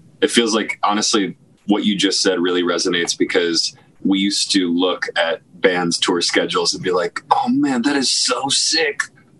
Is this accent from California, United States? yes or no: no; Cleveland, Ohio, United States; moved away; also born or lived in Nashville; I was from Cleveland, Ohio